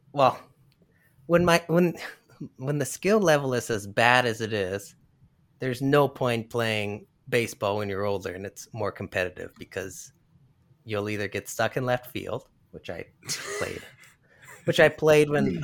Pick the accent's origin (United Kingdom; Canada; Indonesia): Canada; I'm Canadian